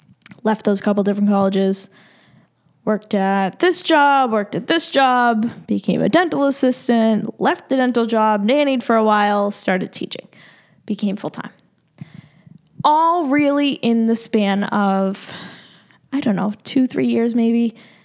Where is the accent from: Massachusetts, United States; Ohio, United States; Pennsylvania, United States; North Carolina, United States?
Massachusetts, United States; Boston; And I'm born and raised in Massachusetts. Boston area.